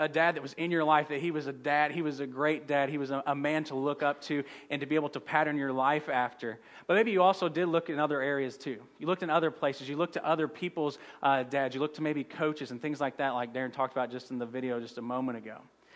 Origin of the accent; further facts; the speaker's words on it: St. Louis, Missouri, United States; I'm from St. Louis